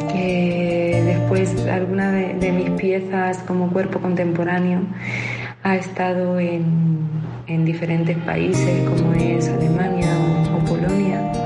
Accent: Ciudad Real province, Castilla-La Mancha, Spain; moved away as an adult; hace dos años que volví, estaba viviendo fuera

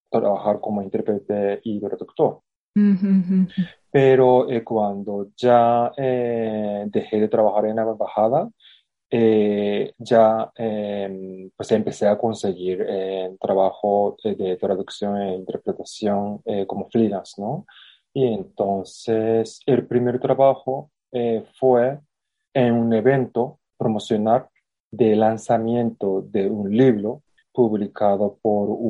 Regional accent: Japan; Spanish is a second language; yo soy japonés

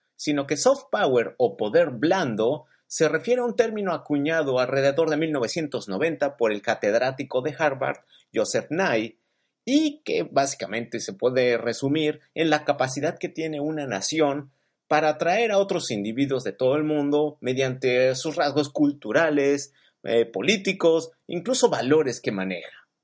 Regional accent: Mexico; moved away; mi experiencia como emigrante mexicano viviendo en el extranjero

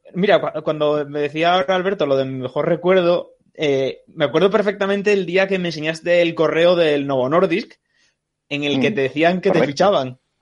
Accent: Ribadesella, Asturias, Spain; now in Madrid, Spain; yo soy de Ribadesella como Cristóbal

